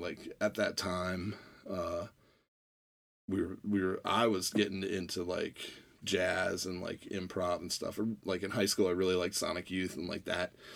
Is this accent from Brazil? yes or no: no; Annapolis, Maryland, United States; also born or lived in Arlington, Virginia; I moved to Annapolis from Arlington, Virginia when I was seven. And, uh, uh, went to Broadneck Elementary School.